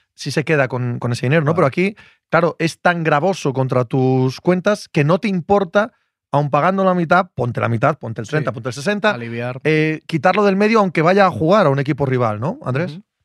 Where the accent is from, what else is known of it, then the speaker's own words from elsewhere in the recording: Cangas del Narcea, Asturias, Spain; soy de Cangas del Narcea